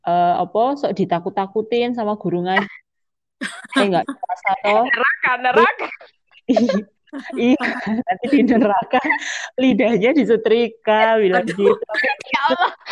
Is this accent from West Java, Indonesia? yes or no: no; Magelang, Central Java, Indonesia; kalau waktu kecil kan di Magelang ya masih di ah, Magelang sama